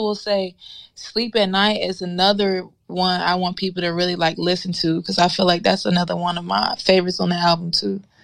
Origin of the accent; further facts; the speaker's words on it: Nashville, Tennessee, United States; also born or lived in Memphis, Tennessee; I'm from Nashville